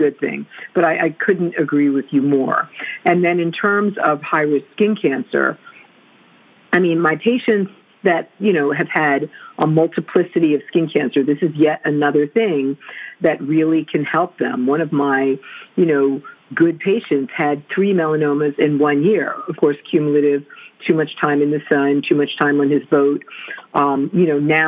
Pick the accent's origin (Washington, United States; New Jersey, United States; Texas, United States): New Jersey, United States; Growing up in New Jersey